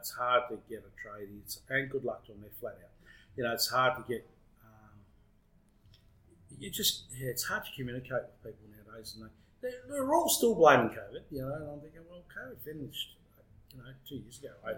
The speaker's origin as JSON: {"language": "English", "town": "Shepparton", "region": "Victoria", "country": "Australia", "tie": "born or raised there", "moved": "as an adult", "said": "I was born in Shepparton, brought up in Shepparton."}